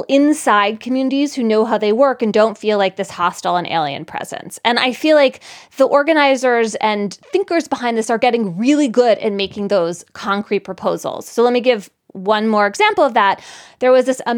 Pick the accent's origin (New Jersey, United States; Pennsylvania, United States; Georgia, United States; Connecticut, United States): Pennsylvania, United States; Philadelphia; growing up in Philadelphia